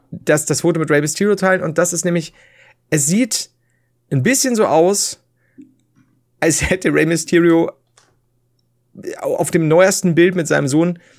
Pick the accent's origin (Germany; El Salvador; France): Germany; Nuremberg, Bavaria; Allerdings möchte ich betonen, dass ich als Nürnberger im Ernstfall natürlich Team Heider bin.